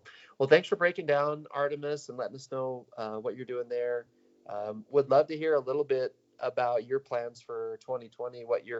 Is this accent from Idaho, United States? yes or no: yes; Salmon, Idaho, United States; I grew up in Salmon. I think we talked about that. So I was just down the road over on the Idaho side